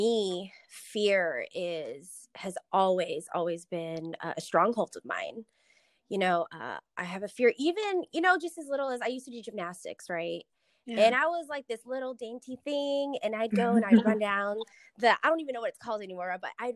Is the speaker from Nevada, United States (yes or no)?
yes; Las Vegas, Nevada, United States; also born or lived in San Diego; I'm from Vegas. Born and raised. I lived in San Diego for about 4 years